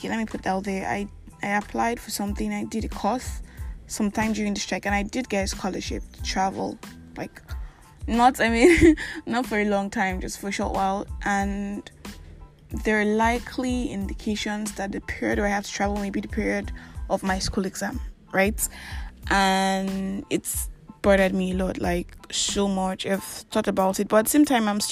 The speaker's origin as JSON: {"language": "English", "country": "Nigeria", "said": "I'm that Nigerian Christian alcoholic"}